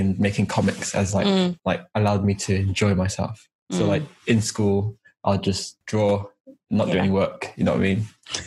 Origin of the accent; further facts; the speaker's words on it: Birmingham, West Midlands, United Kingdom; It's been all right, to be honest. Like, I've actually enjoyed my childhood as a whole.